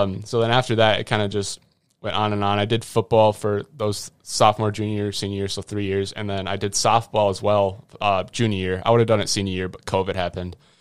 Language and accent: English; Grantsburg, Wisconsin, United States; at Grantsburg High School. That's my hometown